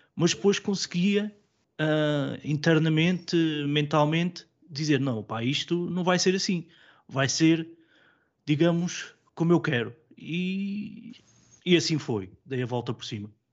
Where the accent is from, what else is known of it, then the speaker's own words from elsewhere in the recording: Coimbra, Centro, Portugal; Sou natural de Coimbra